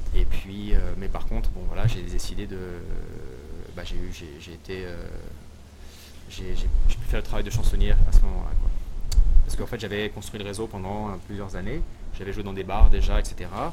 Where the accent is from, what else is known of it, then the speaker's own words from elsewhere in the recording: western suburbs of Paris, Île-de-France, France; moved away as an adult; also born or lived in Sherbrooke, Canada / Quebec City, Canada; now in Montreal, Canada; en fait je viens de Paris, je suis, euh, né en banlieue de, Paris, en l'Ouest